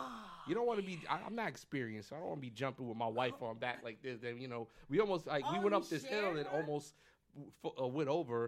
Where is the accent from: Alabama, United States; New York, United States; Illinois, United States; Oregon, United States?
New York, United States; New York City; I'm from the Bronx, New York